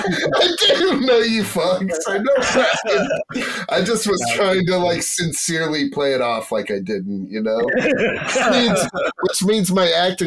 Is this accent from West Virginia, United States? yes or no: yes; West Virginia, United States; moved away as an adult; also born or lived in New York; I'm a comedian from West Virginia. I was like 10 years ago, I started pursuing stand-up comedy. That's where I met these goons. I moved to New York.